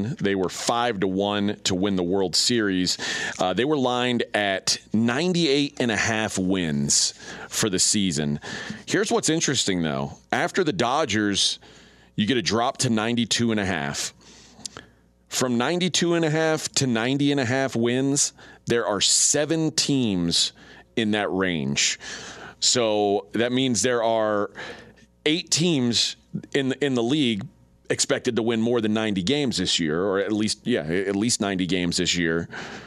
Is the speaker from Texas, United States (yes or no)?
yes; Houston, Texas, United States; I grew up in a very hot town that figured out early, you need to have air-conditioned baseball